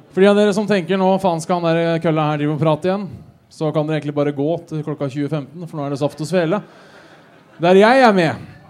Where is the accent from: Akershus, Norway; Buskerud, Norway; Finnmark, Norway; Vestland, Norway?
Buskerud, Norway; Hønefoss; now in Oslo, Norway; Jeg er fra Hønefoss